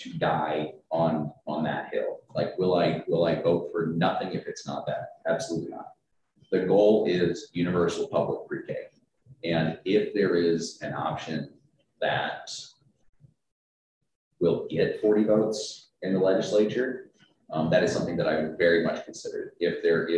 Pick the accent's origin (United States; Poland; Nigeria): United States; Tucson, Arizona; I'm the only one born and raised in Tucson